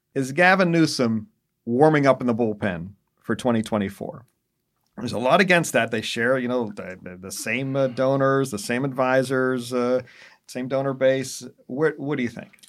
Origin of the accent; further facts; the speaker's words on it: Pennsylvania, United States; in Pennsylvania, uh, in particular my home state